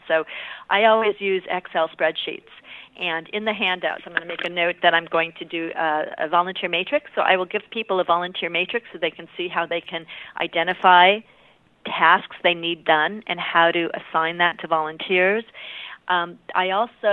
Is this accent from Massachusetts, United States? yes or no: no; California, United States; I'm from California